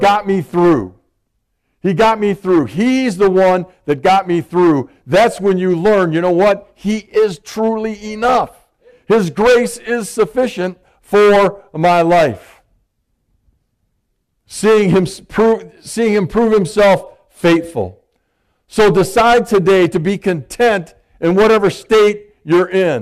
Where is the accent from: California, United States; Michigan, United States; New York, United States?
Michigan, United States; I'm from Michigan.